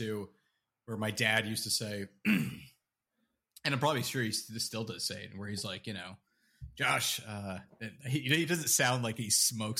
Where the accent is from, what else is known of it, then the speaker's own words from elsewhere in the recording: Canada; And, you know, you'd be like, oh, yeah, you know, like I'm from Canada.